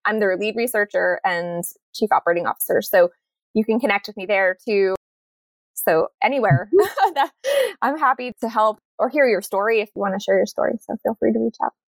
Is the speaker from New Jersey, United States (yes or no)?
yes; New Jersey, United States; now in Monterey, United States; I'm from New Jersey and from born in the 80s